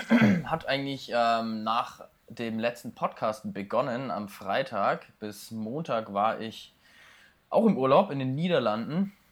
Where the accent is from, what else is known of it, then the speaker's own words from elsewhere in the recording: Bavaria, Germany; hier bei uns in Bayern